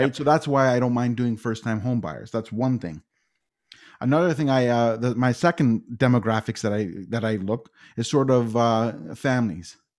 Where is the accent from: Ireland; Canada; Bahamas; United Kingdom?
Canada; Toronto, Ontario; born and raised in Etobicoke for forty of my forty-four years.